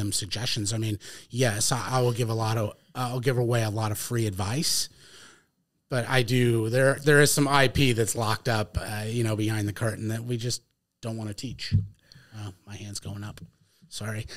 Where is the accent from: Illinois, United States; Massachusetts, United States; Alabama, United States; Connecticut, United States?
Connecticut, United States; moved away as an adult; now in New Hampshire, United States; I grew up in Connecticut